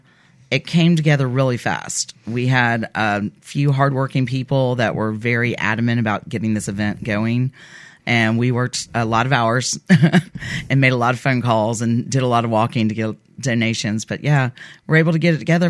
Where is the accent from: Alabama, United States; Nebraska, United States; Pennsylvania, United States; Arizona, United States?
Alabama, United States; Dothan; also born or lived in Ozark, Alabama; we moved off to Dothan when I was seven